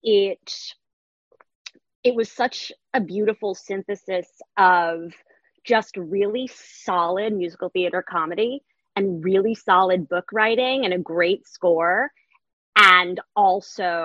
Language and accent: English; New York, United States; moved away; I'm from New York originally, so I would take the train into the city